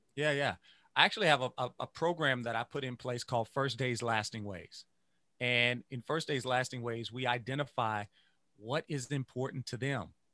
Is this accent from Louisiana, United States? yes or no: yes; Louisiana, United States; I grew up, I grew up in Louisiana